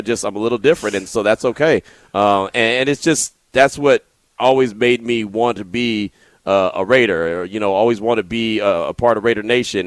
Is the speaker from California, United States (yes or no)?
yes; the Bay Area, California, United States; growing up in the Bay